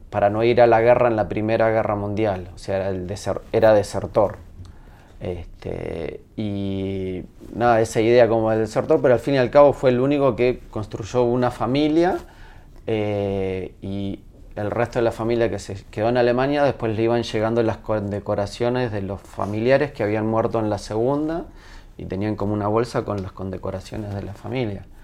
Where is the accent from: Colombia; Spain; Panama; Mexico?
Spain; moved away; Yo me tuve que ir de España por, eh, porque incendiaron mi pueblo.